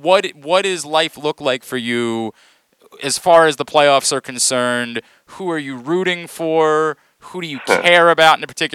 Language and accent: English; Maryland, United States; moved away as an adult; also born or lived in Baltimore; now in Phoenix, United States; I grew up in Maryland. I moved to Phoenix to work in 06.